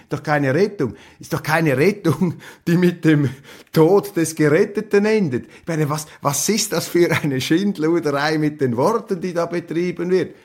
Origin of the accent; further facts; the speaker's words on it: Switzerland; als Schweizer